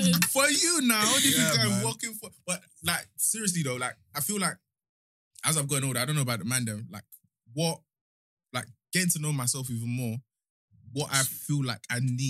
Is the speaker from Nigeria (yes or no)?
yes; Nigeria; Like, there's no secret. I'm very Nigerian, innit?